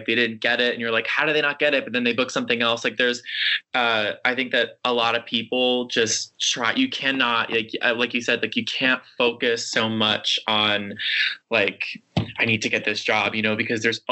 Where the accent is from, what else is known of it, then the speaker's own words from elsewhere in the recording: New York, United States; I grew up in New York, so I was only like a train ride away from New York City